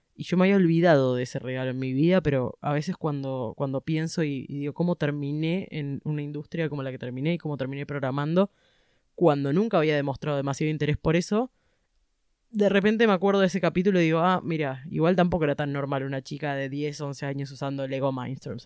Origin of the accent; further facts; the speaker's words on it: Buenos Aires, Argentina; yo nací en Buenos Aires, ciudad de Buenos Aires, porteña